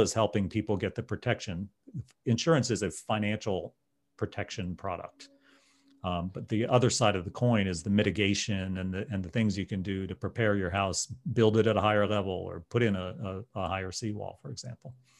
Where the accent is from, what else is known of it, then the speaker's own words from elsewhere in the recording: New Jersey, United States; now in St. Petersburg, United States; I'm from New Jersey